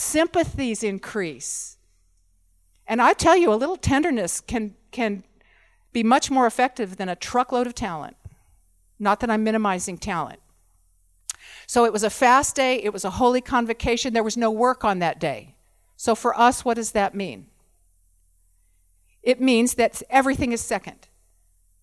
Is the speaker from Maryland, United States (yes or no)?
no; California, United States; moved away; I'm from California